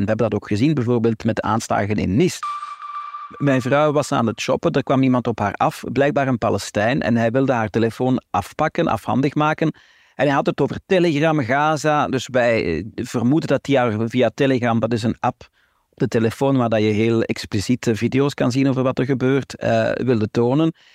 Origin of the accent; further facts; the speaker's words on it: Flanders, Belgium; Wij zijn Vlamingen, wij zijn geen Israëli's, wij zijn hier geboren, hier getogen.